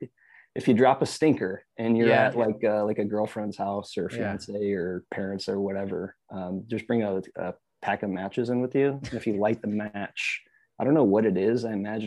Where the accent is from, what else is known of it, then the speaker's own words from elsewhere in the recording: Michigan, United States; now in Austin, United States; I'm from Michigan. I'm used to being in the ice and snow.